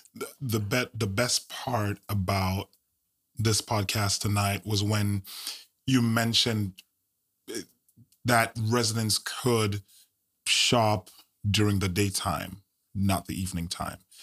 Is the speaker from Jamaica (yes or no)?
yes; Jamaica; now in United States; I'm Jamaican bred